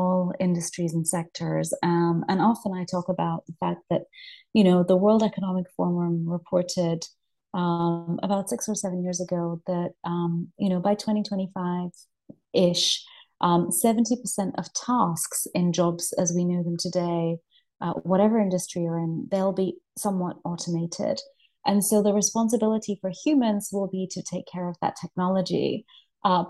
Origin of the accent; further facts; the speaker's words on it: Leicester, East Midlands, United Kingdom; moved away as an adult; also born or lived in United States / India; I'm originally from Leicester. That's my hometown in Midlands here in UK.